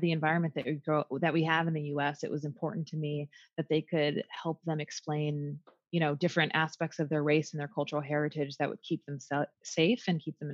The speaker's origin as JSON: {"language": "English", "region": "the North", "country": "United States", "tie": "born or raised there", "moved": "yes", "lives_now": "the South, United States", "said": "So I grew up in the North, but I currently live in the South."}